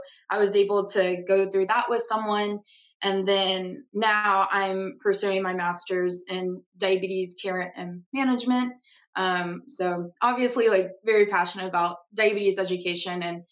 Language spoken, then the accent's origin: English; Madisonville, Texas, United States; I am originally from Madisonville, Texas. It's a very, very small town, like right in between Dallas and Houston